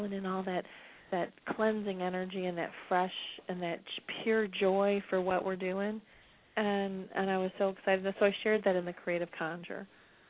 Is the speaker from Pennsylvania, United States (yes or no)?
no; Detroit, Michigan, United States; I'm from Detroit